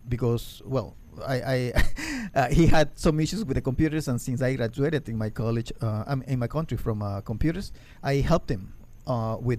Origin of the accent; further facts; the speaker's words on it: Ecuador; English is a second language; moved away as an adult; now in United States; I'm from Ecuador